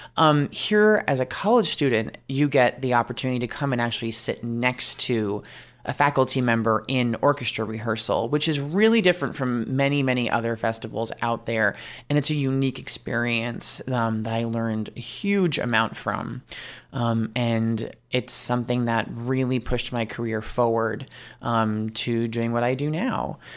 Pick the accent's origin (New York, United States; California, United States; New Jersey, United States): New York, United States; I am originally from New York